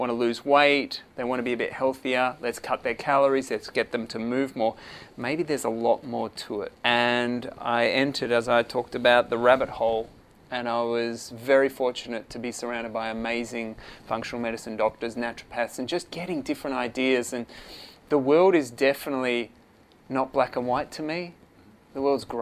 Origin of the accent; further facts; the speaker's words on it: Perth, Western Australia, Australia; accent: Australian; moved away as an adult; now in Phuket, Thailand; the accent will say Australia, born and bred in Perth, Western Australia